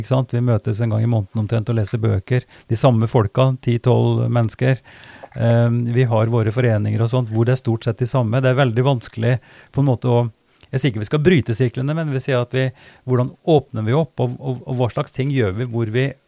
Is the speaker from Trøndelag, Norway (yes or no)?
yes; Oppdal, Trøndelag, Norway; moved away as an adult; now in Drammen, Norway; Jeg for min del har jo oppveksten min og, og mange referanser i Oppdal. Der jeg vokste opp og, var barn